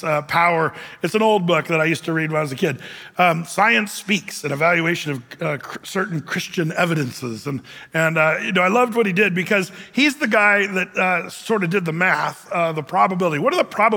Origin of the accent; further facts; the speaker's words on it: California, United States; now in Oregon, United States; I'm from California. I was born there.